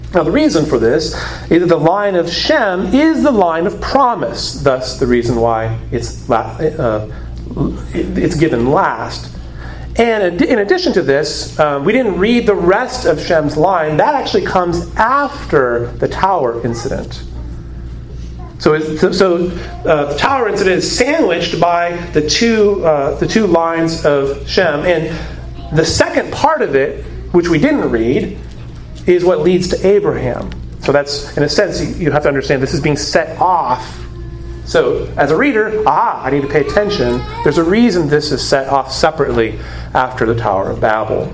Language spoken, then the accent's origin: English; Arizona, United States; moved away; I come from Arizona. And it has been noted that I have a peculiar way of pronouncing certain words.